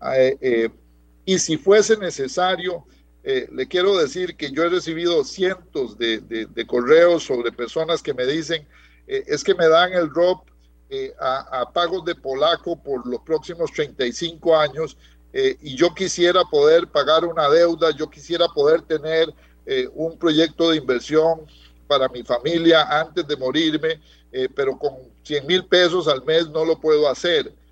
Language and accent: Spanish; Costa Rica; somos los trabajadores costarricenses